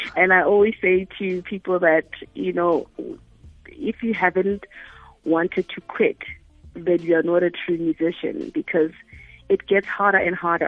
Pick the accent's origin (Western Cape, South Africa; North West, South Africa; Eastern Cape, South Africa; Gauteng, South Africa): North West, South Africa; Mahikeng; i'm from Mafikeng